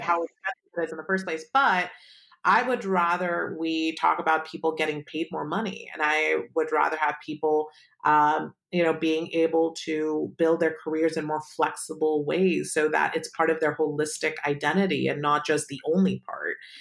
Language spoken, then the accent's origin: English; Palo Alto, California, United States; I grew up in Palo Alto